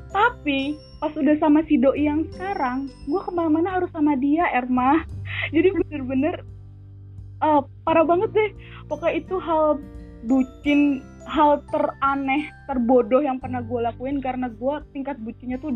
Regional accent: Jakarta, Indonesia; doi gue nih beda beda provinsi tinggalnya sama gue dia dari Jawa Timur gue dari Jakarta

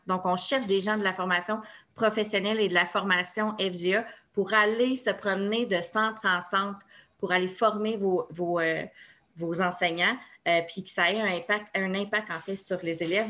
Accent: Laval, Quebec, Canada; je viens de Laval, de Fabreville

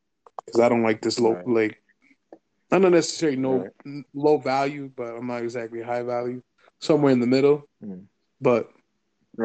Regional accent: Puerto Rico

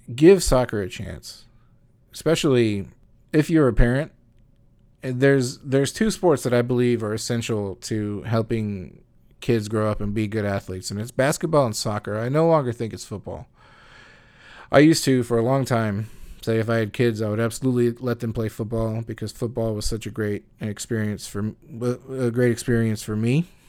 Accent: United States; as an American

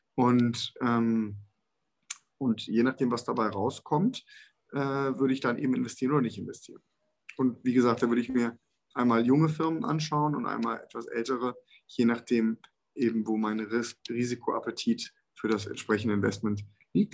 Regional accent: Germany; wir sind als Deutsche ja eine, eine Ingenieursnation

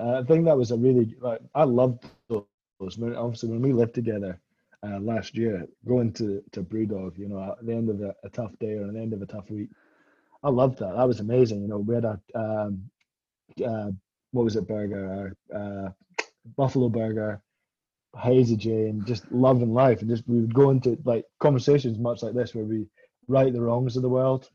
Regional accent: Scotland, United Kingdom; I'm Scottish and you know we're a bit tight with our money

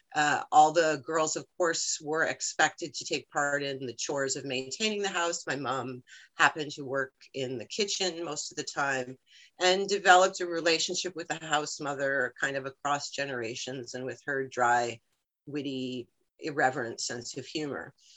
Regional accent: United States; now in Canada; I'm originally from the States

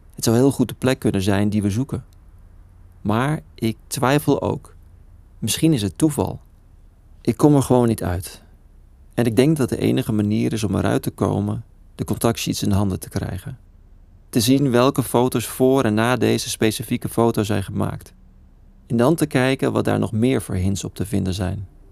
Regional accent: Netherlands; het land waar ik geboren ben

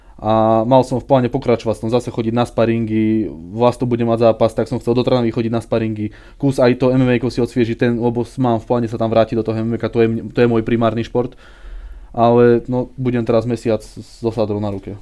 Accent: Železná Breznica, Banská Bystrica Region, Slovakia; vyrástol som e, v nedalekej dedine pri Zvolene

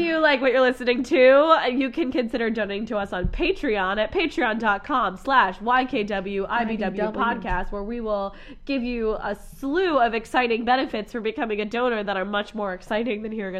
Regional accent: Pennsylvania, United States; moved away; We're going to Pennsylvania. So we're going to be recording in my hometown.

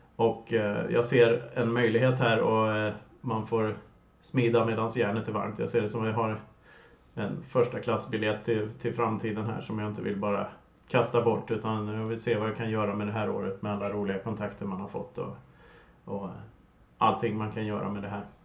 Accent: Lidköping, Västra Götaland, Sweden; moved away as an adult; also born or lived in Gothenburg; jag är uppvuxen på Kinnekulle eh, söder om Vänern och sedermera Lidköping, en liten håla där.

